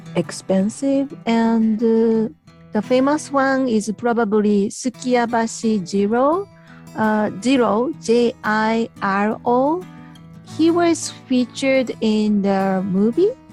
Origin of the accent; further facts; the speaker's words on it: Japan; from Japan